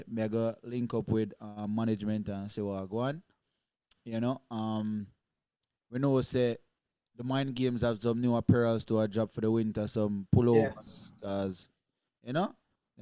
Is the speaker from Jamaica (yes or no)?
yes; Jamaica; we are Jamaican